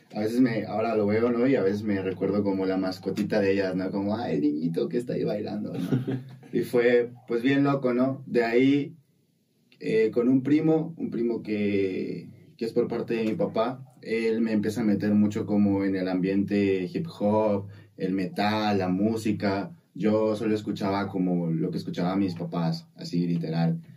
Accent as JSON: {"language": "Spanish", "town": "Coatzacoalcos", "region": "Veracruz", "country": "Mexico", "tie": "born or raised there", "said": "un colegio en el que yo asistía en Coatzacoalcos, ya de ahí soy de Coatzacoalcos"}